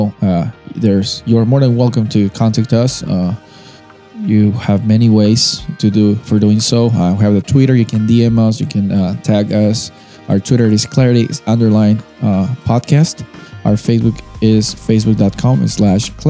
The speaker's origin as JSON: {"language": "English", "country": "Peru", "moved": "yes", "said": "I'm coming from Peru"}